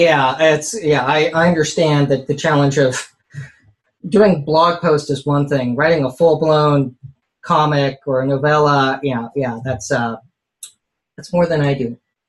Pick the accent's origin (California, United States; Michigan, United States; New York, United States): California, United States; South Bay, Bay Area; I grew up here in the Bay Area, in the South Bay specifically, in the shadow of Moffett Field